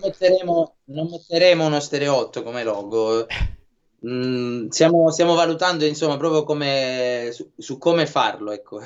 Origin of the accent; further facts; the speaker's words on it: Lucania, Basilicata, Italy; Noi invece siamo Lucani